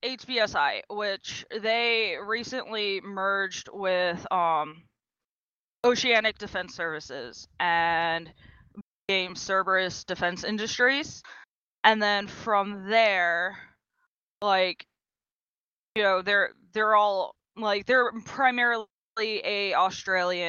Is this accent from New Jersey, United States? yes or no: no; Maryland, United States; I'm from the East Coast in a very, very small state just below New York and Pennsylvania. It's called Maryland